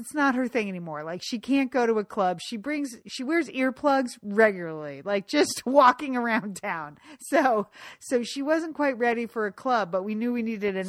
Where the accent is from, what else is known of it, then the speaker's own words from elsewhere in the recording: Pasadena, California, United States; I'm from Pasadena, California.